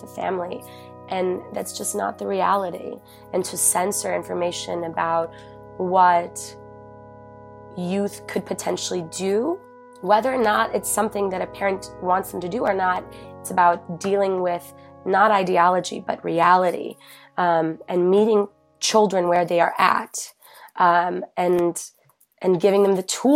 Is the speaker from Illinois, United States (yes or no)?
yes; Chicago, Illinois, United States; moved away; I'm born and raised in Chicago.